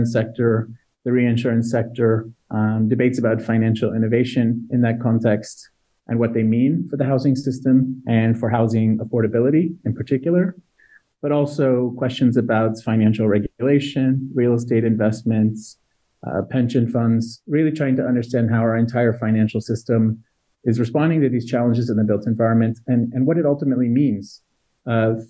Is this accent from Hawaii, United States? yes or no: no; Florida, United States; I grew up in Florida with hurricanes in a coastal environment